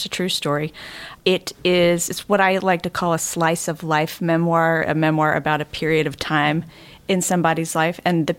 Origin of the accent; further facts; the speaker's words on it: Nashville, Tennessee, United States; born there; So I was born in Nashville, but I did not grow up here.